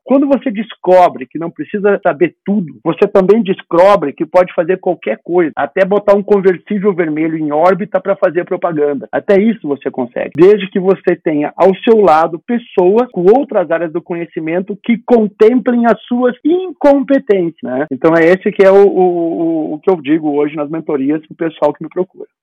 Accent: Rio Grande do Sul, Brazil; moved away as an adult; also born or lived in Campinas; eu sou natural do Rio Grande do Sul, eu fiz residência em Campinas

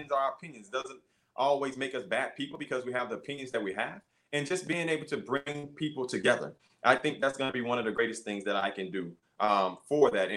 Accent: Beaumont, Texas, United States; I'm from Beaumont, graduated high school from Westbrook Bruins, class of 1987

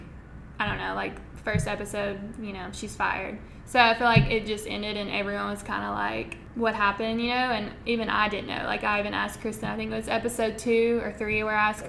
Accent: Florence, Alabama, United States; moved away as an adult; now in Nashville, United States; I'm from Florence, Alabama, small town, just south of here

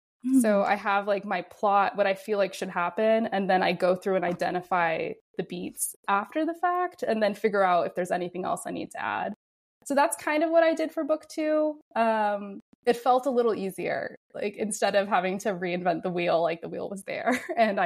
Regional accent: Houston, Texas, United States; I grew up in Houston where we have a lot of hurricanes

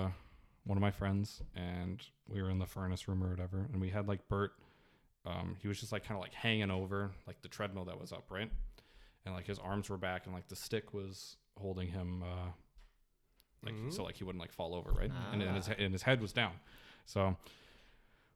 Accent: Nelson, British Columbia, Canada; we were in Nelson, which is my hometown

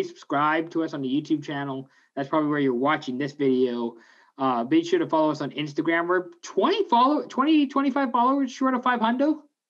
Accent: Washington, United States; now in Canada; I'm from Washington State. I kind of have to root for Gonzaga, I guess. I'm not Catholic.

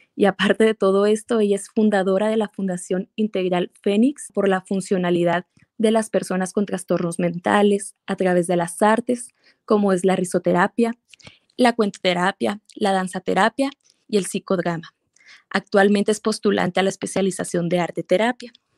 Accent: Mexico; soy psicóloga eh, mexicana

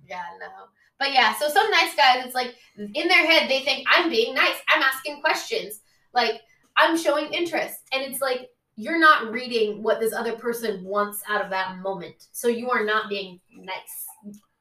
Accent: Oakland, California, United States; I'm from Oakland

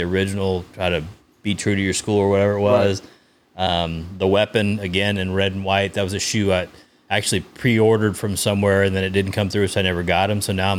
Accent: Brownsville, Texas, United States; I was in Brownsville, Texas.

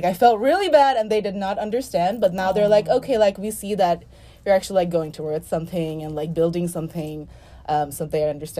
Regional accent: Dhaka, Dhaka Division, Bangladesh; moved away as an adult; also born or lived in Texas; now in United States; I'm actually from Dhaka, Bangladesh. So that's like in South Asia.

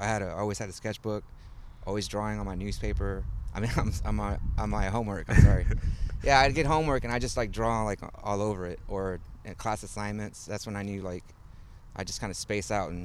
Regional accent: Houston, Texas, United States; also born or lived in Monterrey, Mexico; I was born in Monterrey, and so my parents moved here when I was 3 or 4, and they moved to like the north side of the city, kind of like Quitman, Fulton area, and I spent like 6-8 years there.

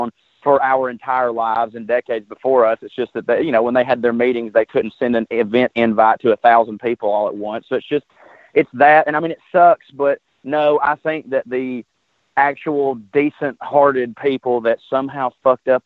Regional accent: the South, United States; I'm a liberal from the South

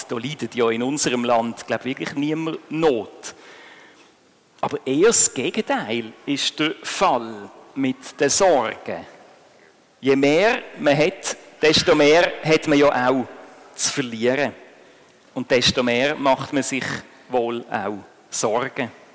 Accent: Switzerland; bei uns in der Schweiz

